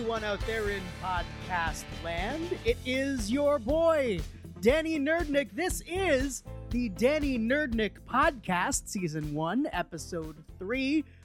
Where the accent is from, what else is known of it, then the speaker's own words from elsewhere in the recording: Westport, Connecticut, United States; I am from Westport, Connecticut, and I come from a family of New York Jews